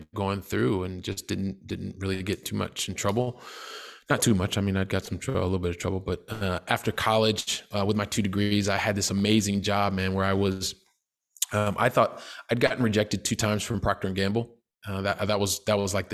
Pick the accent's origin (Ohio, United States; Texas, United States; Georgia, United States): Ohio, United States; Columbus; now in Barcelona, Spain; I'm originally from Columbus, Ohio. I actually live. I've lived in Europe for the last 20 years, so I live in Barcelona, Spain, um, currently.